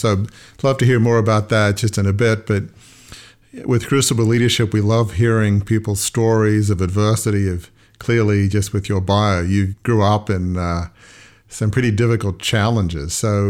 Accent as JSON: {"language": "English", "country": "Australia", "tie": "born or raised there", "moved": "yes", "said": "I grew up in Australia"}